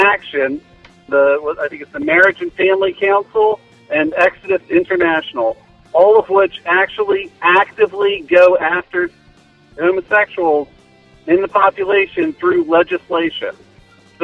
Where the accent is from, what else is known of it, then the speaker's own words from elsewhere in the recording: New Jersey, United States; accent: South Jersey; I'm from New Jersey. I have a South Jersey accent.